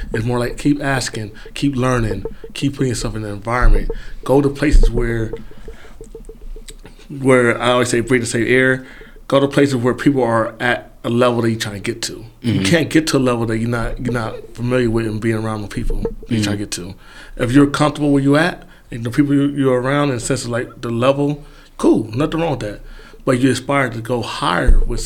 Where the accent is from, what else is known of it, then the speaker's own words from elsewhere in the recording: Los Angeles, California, United States; now in Michigan, United States; I'm from Los Angeles, California, more specifically South Central Los Angeles